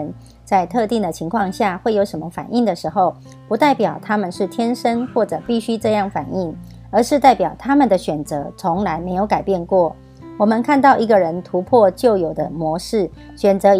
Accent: Miaoli County, Taiwan

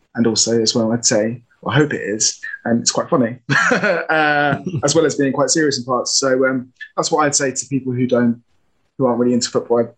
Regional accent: London, United Kingdom; I'm an actor from South London

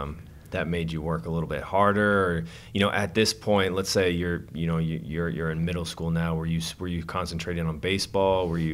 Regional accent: Ohio, United States; I grew up partially in Ohio, in outside of Cleveland

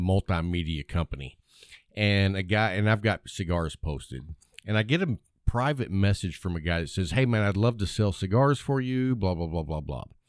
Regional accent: West Texas, United States; I grew up in West Texas

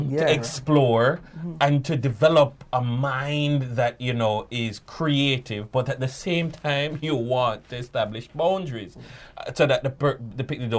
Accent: Jamaica; we as Jamaican people

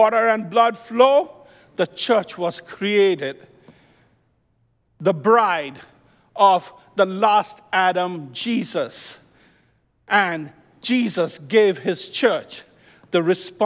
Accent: India; moved away as an adult; also born or lived in Midwest, United States / New Jersey, United States; now in United States; When I came from India in 1992, I landed in New Jersey, stayed with my cousin

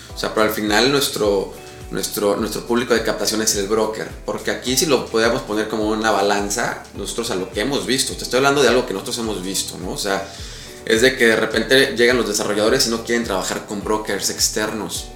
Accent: Mexico City, Mexico; also born or lived in Chihuahua / Cozumel; now in Riviera Maya, Mexico; yo soy chilango

